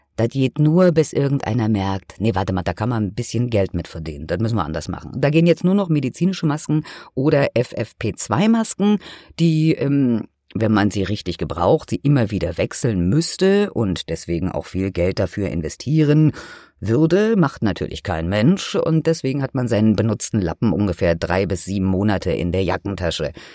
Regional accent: Germany; bei uns in Deutschland

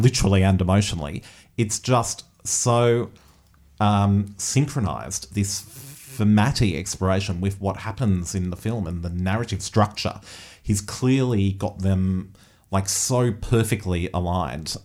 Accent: Australia; particularly thinking as Australian um, audiences and as a film that has been funded through Australian filmmaking systems

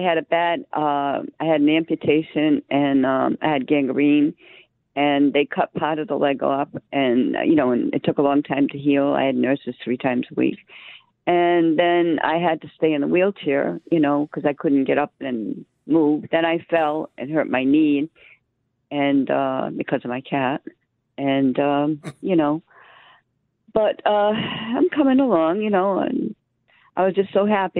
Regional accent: Rhode Island, United States; moved away as an adult; also born or lived in Connecticut; now in Missouri, United States; I was born in Rhode Island, but then I moved to Connecticut when I got married

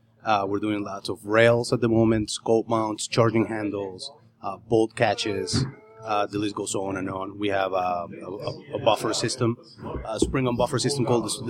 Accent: Argentina; now in United States; Originally, I'm from Argentina.

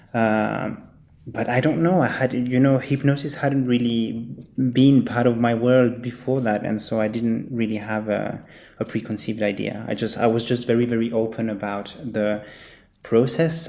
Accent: Geneva, Switzerland; also born or lived in Zurich / Chile (family background); I was born and raised in Geneva, Switzerland

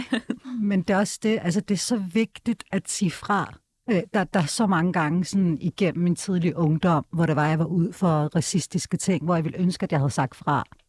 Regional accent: Denmark; jeg er født og opvokset her i Danmark

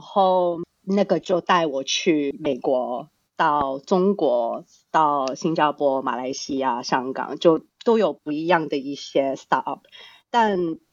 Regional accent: Australia; Chinese is a second language; now in Hong Kong; 其实我是在香港出生的，但从小呢，到大就是在国外长大的。大概嗯哼。四岁的时候 就我们家就移民到澳洲那边去

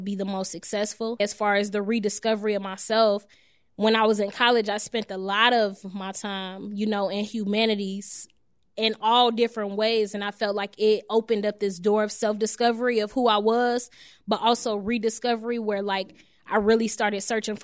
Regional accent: Chicago, Illinois, United States; also born or lived in Chatham, Chicago; I'm actually from Englewood, 67th and Peoria

